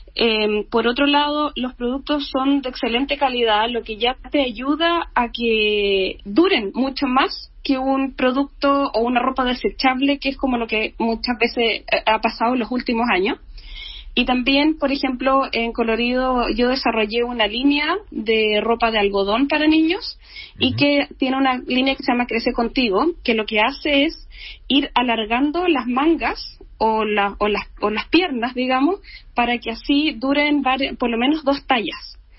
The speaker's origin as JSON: {"language": "Spanish", "town": "Valdivia", "region": "Los Ríos", "country": "Chile", "said": "yo soy de regiones, soy de Valdivia"}